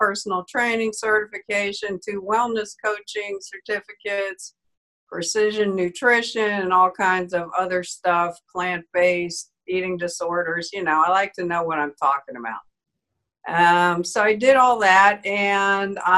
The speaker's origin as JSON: {"language": "English", "town": "New York City", "region": "New York", "country": "United States", "tie": "born or raised there", "said": "I grew up in Manhattan and I talk real English still."}